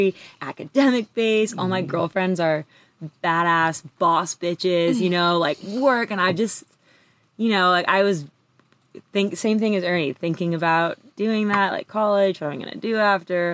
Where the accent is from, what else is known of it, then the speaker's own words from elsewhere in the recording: Santa Monica, California, United States; I grew up in California, like in LA area, Santa Monica